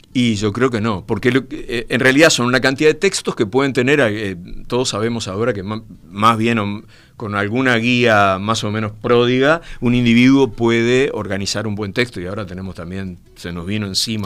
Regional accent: Brazo Oriental, Montevideo, Uruguay; el barrio Gracia Oriental, de donde soy yo

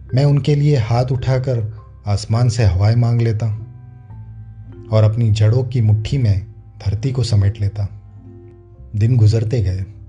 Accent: Vadodara, Gujarat, India; सारा बचपन गोरवा वडोदरा के उस सरकारी स्कूल में कटा

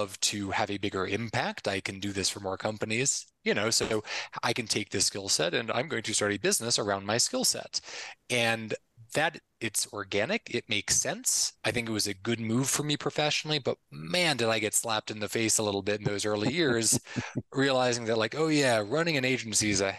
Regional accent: Connecticut, United States; moved away as an adult; also born or lived in Philadelphia, United States; now in Medellin, Colombia; born and raised in Connecticut, went to school in Philly.

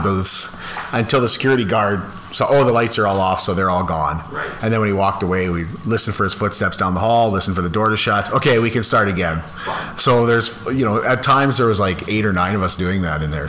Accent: Landis, Saskatchewan, Canada; growing up in Landis, we had a school that was kindergarten to grade 12. And so I moved to Landis when I was in grade um, one.

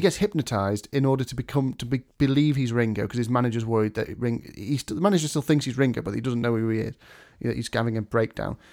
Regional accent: England, United Kingdom; as U K people, English people, as English people

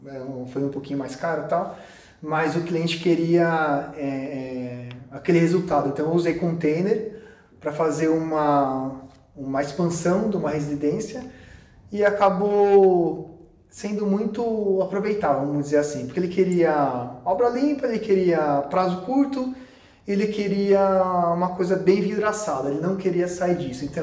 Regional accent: Brazil; A gente, pô, a gente é brasileira, né, A gente dá nó em pingo d'água, né

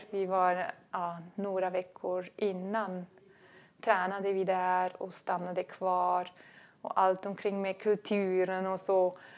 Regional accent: Switzerland; det hemma i Schweiz ja.

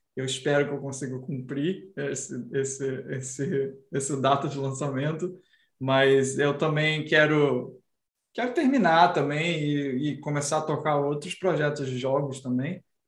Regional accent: Brazil; a minha própria personalidade como brasileiro

